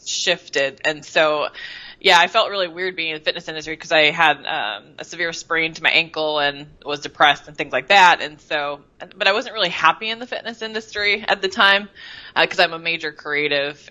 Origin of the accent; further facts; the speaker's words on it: Seattle, Washington, United States; moved away as an adult; also born or lived in Bellevue, Washington; I was born in Bellevue, Washington, which is the east side of Seattle, and basically lived the first 35 years of my life in Seattle